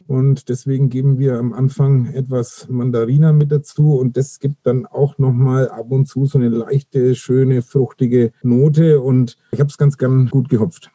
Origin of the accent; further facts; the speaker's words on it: Nuremberg, Bavaria, Germany; moved away as an adult; also born or lived in Berlin; dann kam ich 2003 wieder nach Nürnberg in meine Heimatstadt